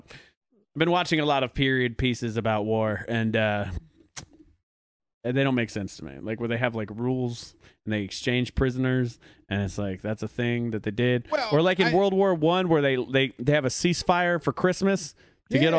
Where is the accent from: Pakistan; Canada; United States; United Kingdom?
United Kingdom; I'm also British.